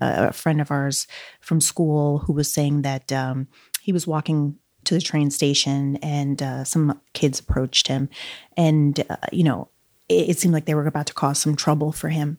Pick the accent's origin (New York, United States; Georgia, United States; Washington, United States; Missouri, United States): New York, United States; New York City; also born or lived in Brazil; I grew up in Flushing, Queens